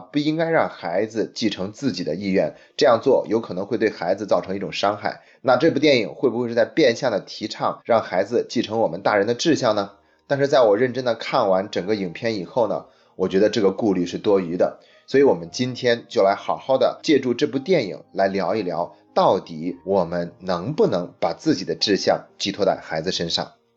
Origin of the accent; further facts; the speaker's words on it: China; 我们中国人